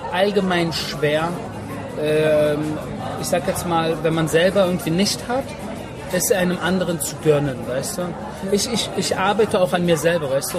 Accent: Germany; first language German; moved away as an adult; now in Israel; weil ich bin in Deutschland geboren, ich bin in Deutschland aufgewachsen, ich habe in Deutschland mein Abitur gemacht

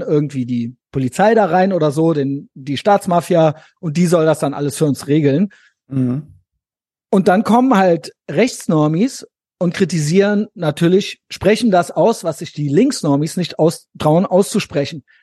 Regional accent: West Germany, Germany; Ich bin auch in Westdeutschland aufgewachsen

